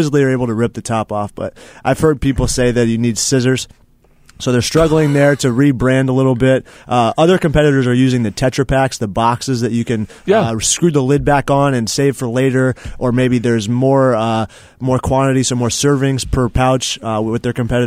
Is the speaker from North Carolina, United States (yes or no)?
yes; Mooresville, North Carolina, United States; my hometown is Race City, USA, Mooresville, North Carolina